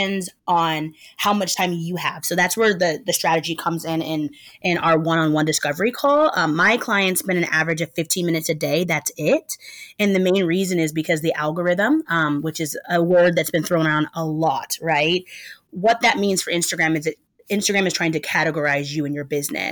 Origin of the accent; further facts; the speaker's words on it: Portland, Oregon, United States; moved away as an adult; now in Brooklyn, United States; Born and raised in Portland, Oregon, but I've lived in Brooklyn, New York for the last 12 years